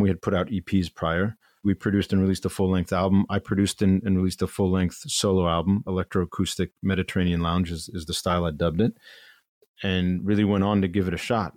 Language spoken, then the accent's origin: English; Chagrin Falls, Ohio, United States; moved away as an adult; now in New York, United States; chagrin falls is this, this small town eastern suburb of cleveland where I, I grew up